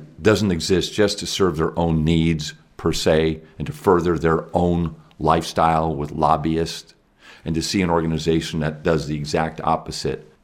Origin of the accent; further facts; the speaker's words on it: Seattle, Washington, United States; Seattle. That's my hometown. That's where I live